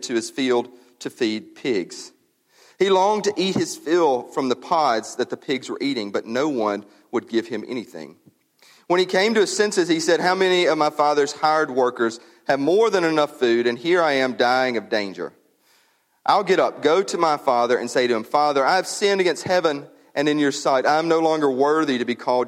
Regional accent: United States; As an American

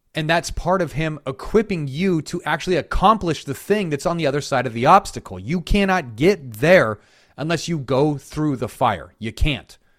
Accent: Colorado, United States; now in South Carolina, United States; I'm from Colorado

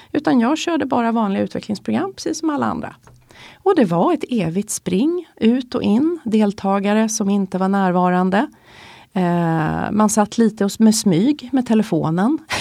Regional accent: Stockholm, Stockholm County, Sweden; vi är stockholmare

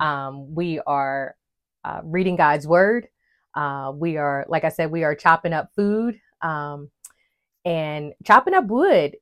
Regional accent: West Virginia, United States; moved away as an adult; now in North Carolina, United States; I grew up in West Virginia

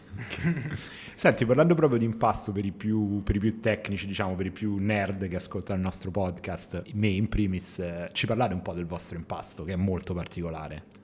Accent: Rome, Lazio, Italy; da romano

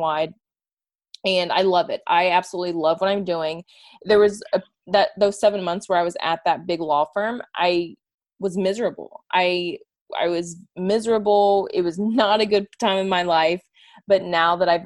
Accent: Houston, Texas, United States; moved away as an adult; also born or lived in Cincinnati, Ohio; I'm from Houston, Texas

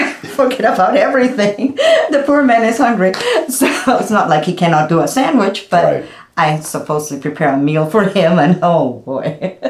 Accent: Lima, Peru; moved away as an adult; also born or lived in Miami, Florida; now in Ocala, United States; I was born and raised in Lima, Peru.

